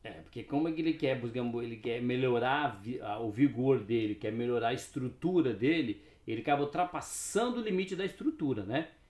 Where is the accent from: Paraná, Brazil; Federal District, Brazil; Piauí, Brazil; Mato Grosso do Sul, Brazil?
Paraná, Brazil; Cascavel; moved away; also born or lived in Suzano, São Paulo; Eu nasci no Paraná, né? Nasci em Cascavel